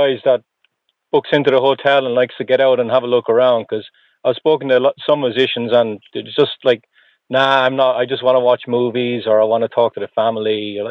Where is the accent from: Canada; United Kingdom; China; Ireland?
Ireland; Ireland? Like, that's where I'm from.